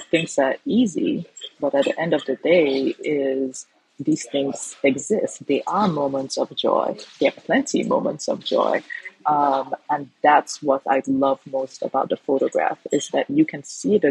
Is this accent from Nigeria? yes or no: yes; Nigeria; now in Lagos, Nigeria; forever Nigerian I am